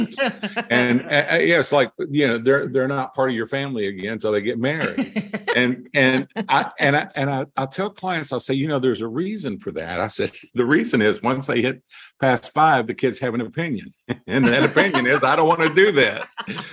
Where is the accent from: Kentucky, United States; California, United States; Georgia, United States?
Kentucky, United States; I am from Kentucky